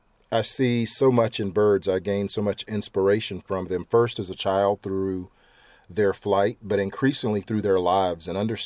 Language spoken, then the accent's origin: English; Edgefield, South Carolina, United States; I'm originally from Edgefield, South Carolina, so, a stone's throw from Augusta National Golf Course, but the infamous, or for some people, I suppose, the famous home of Strom Thurmond.